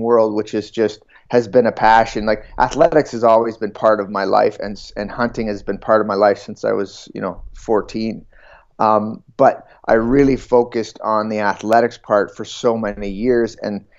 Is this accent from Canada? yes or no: yes; southern Ontario, Canada; I grew up in Ontario. In southern Ontario, in farm country.